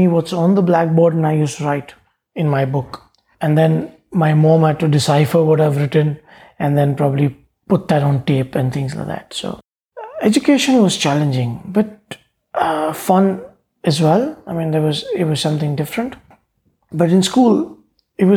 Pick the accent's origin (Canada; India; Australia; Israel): India; Mumbai, Maharashtra; I grew up in Bombay. And I say Bombay because when I was a child, it was Bombay. It's now Mumbai. Yeah, I grew up in this area called Kulaba.